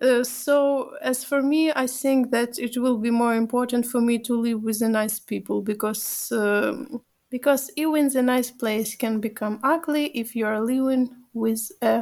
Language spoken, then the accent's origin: English; Ukraine; okay, I'm from Ukraine, but I had an opportunity to run from this.